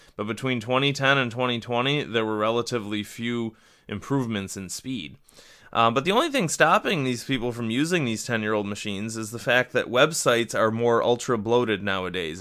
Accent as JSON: {"language": "English", "region": "Western New York", "country": "United States", "tie": "born or raised there", "said": "my home office somewhere in Western New York"}